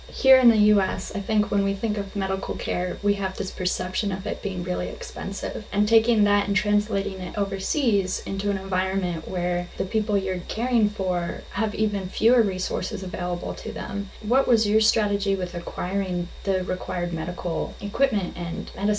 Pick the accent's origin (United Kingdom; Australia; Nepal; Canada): Nepal; Kathmandu, Bagmati; also born or lived in Mugu; I decided to sit down with my mother to talk with her about her work while I was growing up in Nepal, both the capital city of Kathmandu and the village of Mugu.